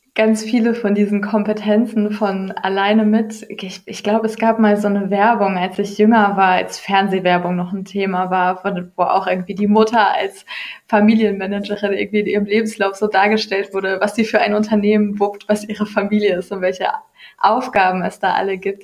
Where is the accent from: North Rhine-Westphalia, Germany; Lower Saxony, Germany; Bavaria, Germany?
North Rhine-Westphalia, Germany; Ruhr area; hier im Ruhrgebiet, wo ich herkomme